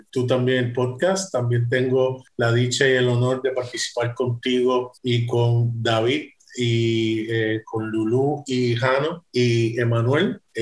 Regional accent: San Juan, Puerto Rico; Soy nacido en San Juan, Puerto Rico. Mi mamá es de Puerto Rico y fui criado pentecostal.

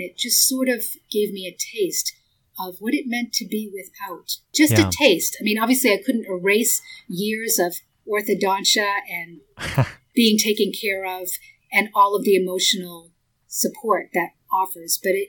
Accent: Boston, Massachusetts, United States; now in Los Angeles, United States; I grew up outside of Boston. I've lived a lot of different places, both in the United States and overseas, but my initial upbringing was in Boston. I was a public school kid

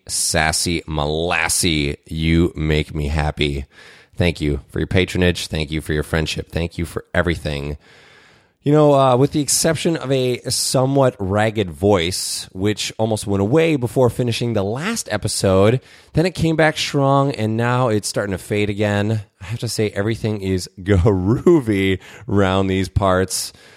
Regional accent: Minnesota, United States; as a Minnesotan

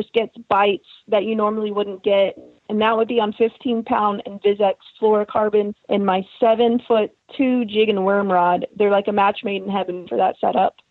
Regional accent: Texas, United States; It's a smaller lake where I live, or where I was born and raised in Texas

